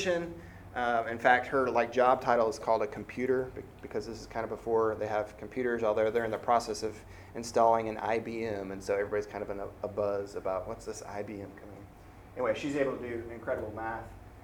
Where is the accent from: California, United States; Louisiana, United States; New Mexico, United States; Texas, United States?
Texas, United States; San Antonio; moved away as an adult; also born or lived in Augusta, Georgia / Jackson, Mississippi; I grew up in San Antonio, which is a very diverse